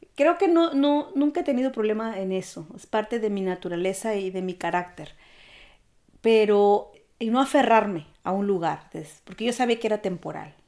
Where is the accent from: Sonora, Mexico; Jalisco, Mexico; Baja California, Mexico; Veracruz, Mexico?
Veracruz, Mexico; moved away as an adult; now in Germany; mexicana, oriunda de Veracruz